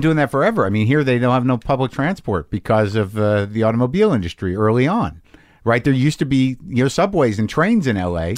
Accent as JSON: {"language": "English", "country": "United States", "said": "as an American"}